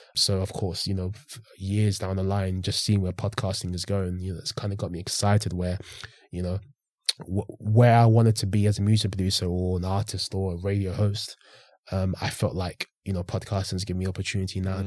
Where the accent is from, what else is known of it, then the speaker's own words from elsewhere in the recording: St Albans, East of England, United Kingdom; also born or lived in London; I ended up living in Hertfordshire for eight years.